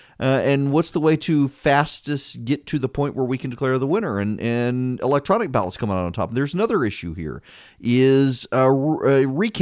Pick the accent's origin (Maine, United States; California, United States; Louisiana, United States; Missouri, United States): Louisiana, United States; moved away; I'm from Louisiana